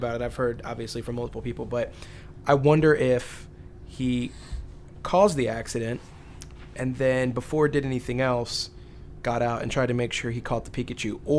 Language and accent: English; Richmond, Virginia, United States; I'm from Richmond